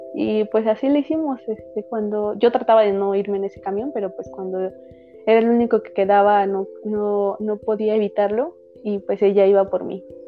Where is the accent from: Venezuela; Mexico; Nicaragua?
Mexico; Tlahuelilpan, Hidalgo; moved away as an adult; also born or lived in Pachuca; now in Mexico City, Mexico; yo soy originaria de Hidalgo, pero actualmente vivo en la Ciudad de México